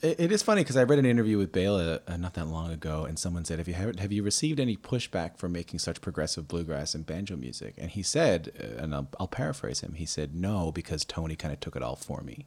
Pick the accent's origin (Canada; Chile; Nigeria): Canada; Newfoundland and Labrador; I grew up in Newfoundland